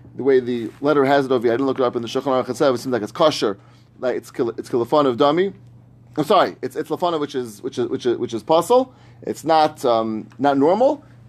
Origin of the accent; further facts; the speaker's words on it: New York, United States; I grew up in New York.